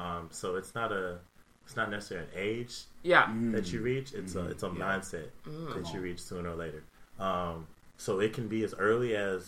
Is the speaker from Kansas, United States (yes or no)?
no; San Antonio, Texas, United States; also born or lived in Queens, New York / Germany; And then we moved to Cali, Germany. I spent most of my life in San Antonio, so I have to claim San Antonio.